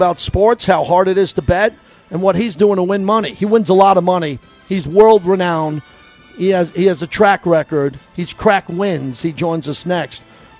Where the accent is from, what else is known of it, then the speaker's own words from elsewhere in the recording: New York, United States; I'm from New York. I've been in that marketplace.